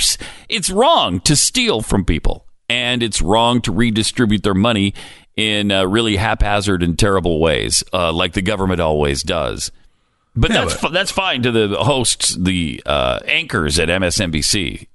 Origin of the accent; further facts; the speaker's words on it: Montana, United States; I mean, I grew up in Montana.